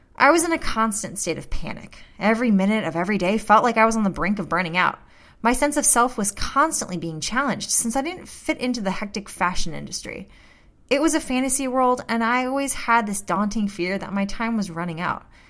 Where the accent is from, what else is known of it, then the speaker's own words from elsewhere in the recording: St. Louis, Missouri, United States; my hometown of Saint Louis